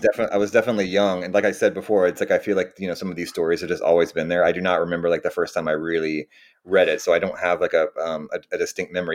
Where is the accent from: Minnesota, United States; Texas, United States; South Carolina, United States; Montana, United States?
Texas, United States; Austin; moved away as an adult; also born or lived in New York / California; now I'm back in, uh, Austin, Texas, my, my hometown